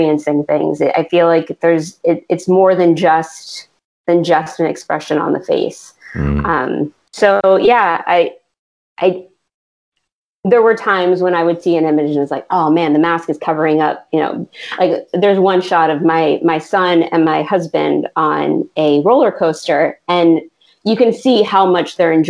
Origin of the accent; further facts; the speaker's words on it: Pennsylvania, United States; now in Orlando, United States; I grew up in Pennsylvania, which is 16 hours north of where I live now in Orlando.